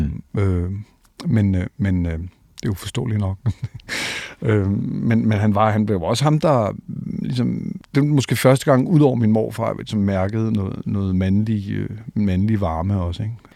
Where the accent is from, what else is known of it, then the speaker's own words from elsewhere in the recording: Copenhagen, Capital Region of Denmark, Denmark; jeg er faktisk født øh, inde i St. Paulsgade øh, øh, og døbt i Marmorkirken